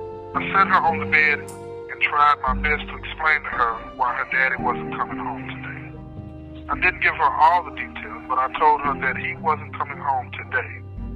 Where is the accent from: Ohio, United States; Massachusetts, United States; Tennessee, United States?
Tennessee, United States; Nashville; Chris and I grew up together in Nashville.